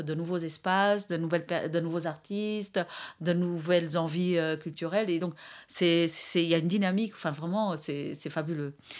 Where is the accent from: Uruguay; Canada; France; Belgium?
Belgium; Brussels, Brussels-Capital Region; je suis de Bruxelles